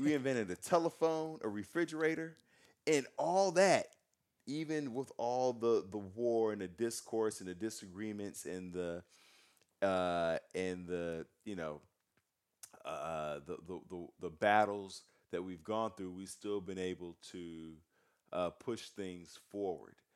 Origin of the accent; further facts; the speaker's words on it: United States; I'm an American. I was born in this country